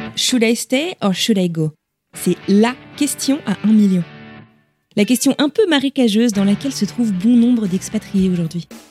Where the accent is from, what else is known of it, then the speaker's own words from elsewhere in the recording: France; moved away as an adult; now in Boston, United States; Je me sens effectivement en décalage sur pas mal de points avec mon pays d'origine